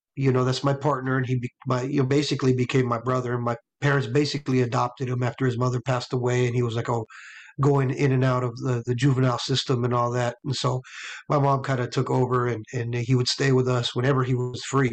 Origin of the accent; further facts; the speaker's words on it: Los Angeles, California, United States; I grew up in LA, you know, the child of an LA story